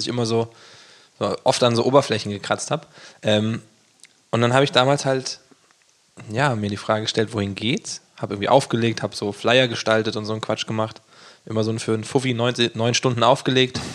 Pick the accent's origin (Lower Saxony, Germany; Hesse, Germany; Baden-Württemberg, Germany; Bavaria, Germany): Hesse, Germany; Gießen; ich komme ja aus Gießen